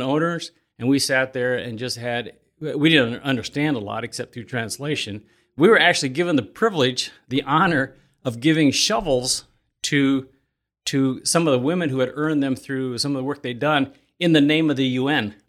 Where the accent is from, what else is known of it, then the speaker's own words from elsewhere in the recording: Elkhart County, Indiana, United States; I grew up in Elkhart County, and when I was eighteen, I swore I was gonna bail outta here